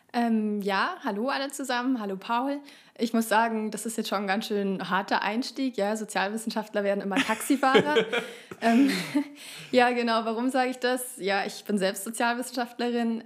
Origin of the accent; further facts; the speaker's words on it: Fürstenfeldbruck, Bavaria, Germany; moved away; also born or lived in Augsburg; wir kommen so aus Fürstenfeldbruck bei München